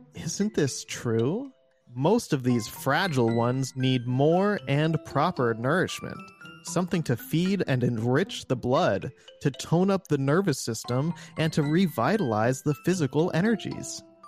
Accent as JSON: {"language": "English", "region": "Midwest", "country": "United States", "also_born_or_lived": "Los Angeles"}